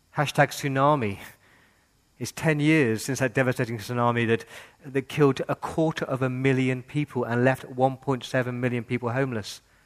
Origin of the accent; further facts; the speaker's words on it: England, United Kingdom; now in Australia; I grew up in England in the 80s with the IRA